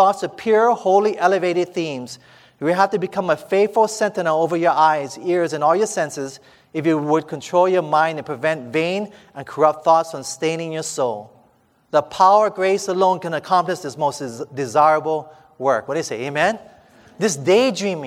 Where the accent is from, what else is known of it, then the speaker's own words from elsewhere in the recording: Hawaii, United States; I'm from Hawaii